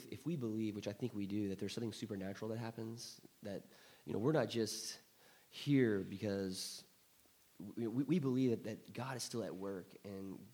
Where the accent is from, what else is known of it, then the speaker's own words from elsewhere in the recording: Thailand; But you know, I grew up in Thailand, mm. so this was at the Somprasongsi Church of Christ off Petchburi Road.